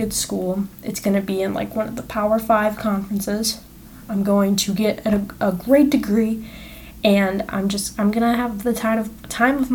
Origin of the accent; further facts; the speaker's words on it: Naperville, Illinois, United States; moved away as an adult; now in Lincoln, United States; I am from Naperville, Illinois